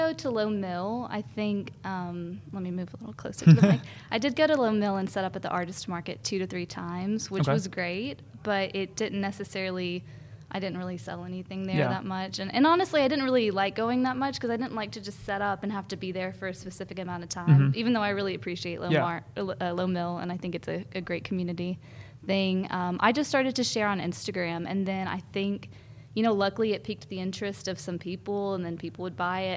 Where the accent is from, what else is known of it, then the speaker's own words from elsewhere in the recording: Athens, Alabama, United States; now in Huntsville, United States; I grew up in Athens, Alabama.